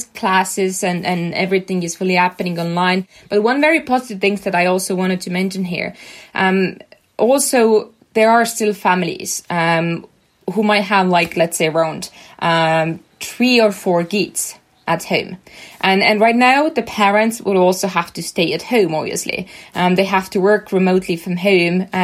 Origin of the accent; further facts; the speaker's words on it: Estonia; we were such a small country. We were just 1.3 million people here. And we came from Soviet Union